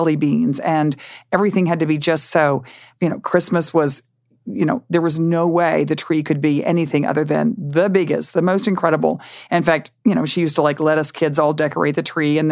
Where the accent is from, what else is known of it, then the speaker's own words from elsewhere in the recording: Dallas, Texas, United States; when I grew up in Dallas, the kids I went to school with, really no one's mother worked